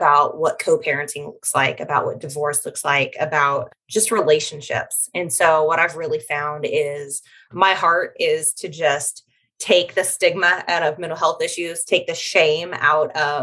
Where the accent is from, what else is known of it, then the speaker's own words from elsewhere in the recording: Kansas, United States; I'm from Kansas.